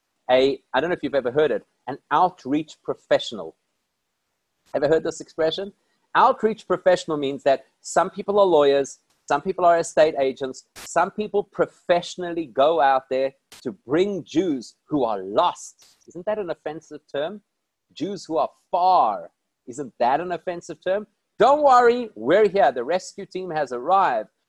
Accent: South Africa; I'm from South Africa.

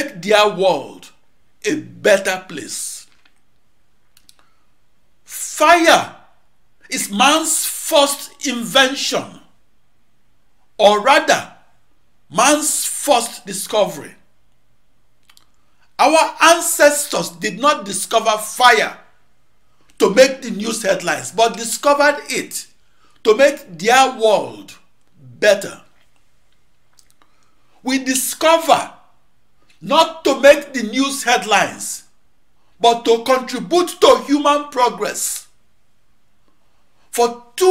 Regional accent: Nigeria; home country of Nigeria

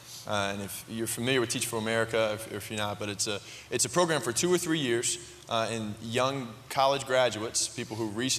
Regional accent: High Point, North Carolina, United States; I'm from High Point, right next door, and I graduated from High Point Central back in 2007.

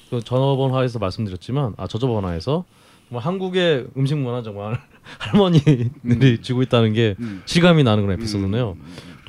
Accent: Seoul, South Korea; 저 어릴 때도 저희 집도 이제 그 화곡동이 근처에서

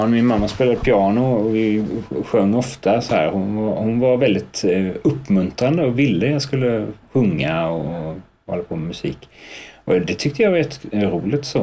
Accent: Trekanten, Kalmar County, Sweden; also born or lived in Blomstermåla; Jag är uppväxt i Trekanten, ett litet samhälle som ligger eh, två mil utanför Kalmar. Ja. Eh, ett, eh, en riktig sån svensk små, småortsidyll, verkligen. Så där bodde jag

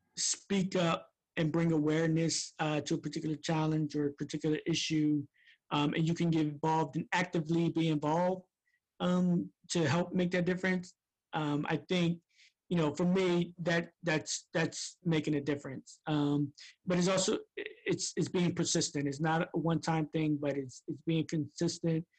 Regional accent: Camden, New Jersey, United States; I'm from Camden, New Jersey.

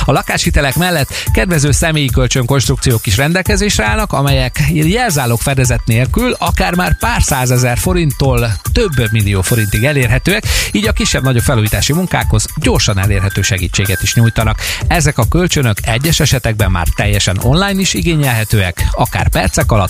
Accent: Békés, Hungary; Velünk Békés megyében, ahonnan származom

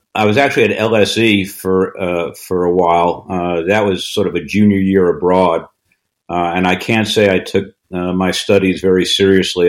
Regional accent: Long Island, New York, United States; I was I was born in New York City, uh, but my family moved uh, out to the suburbs on Long Island, uh, about 30 minutes outside of the city, when I was in uh, in third grade. Uh, and I grew up pretty much from then on until college on Long Island.

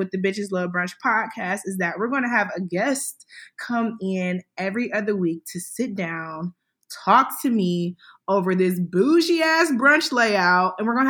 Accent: Cleveland, Ohio, United States; moved away; we grew up in Cleveland together. We went to the infamous Euclid High

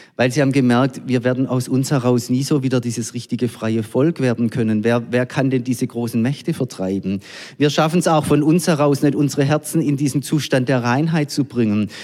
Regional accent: Germany; wir als Deutsche

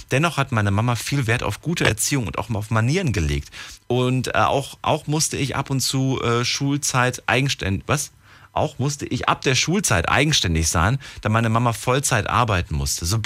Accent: Algeria; now in Bonn, Germany; Ich komme aus Algerien.

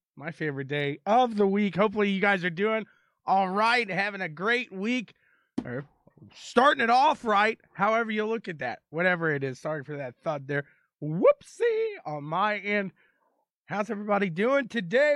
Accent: Indianapolis, Indiana, United States; Indianapolis, my hometown

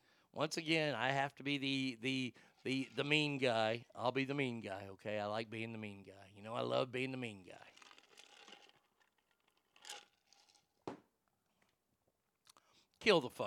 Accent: Texas, United States; my home state of Texas

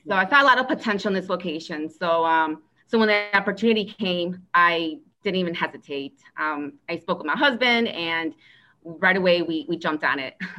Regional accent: Aurora, Illinois, United States; I was born and raised in Aurora, Illinois

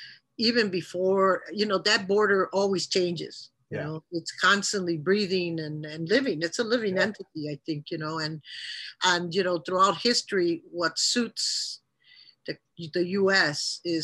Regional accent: Chicago, Illinois, United States; also born or lived in Monterrey, Nuevo León, Mexico; I grew up in Pilsen, which is primarily a Mexican neighborhood. By the time we arrived in 1956 to the United States, to Chicago, myself and my mom

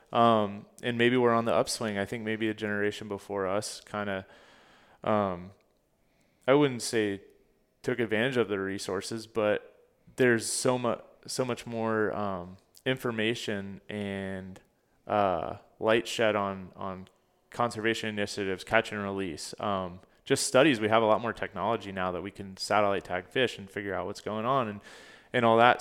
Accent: Fort Pierce, Florida, United States; also born or lived in Orlando, Florida; I grew up in Fort Pierce, Florida

